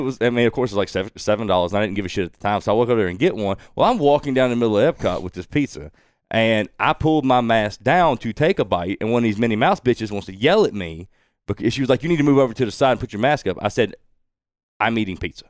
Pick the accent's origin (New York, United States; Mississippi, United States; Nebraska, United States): Mississippi, United States; Woolmarket; growing up in Wool Market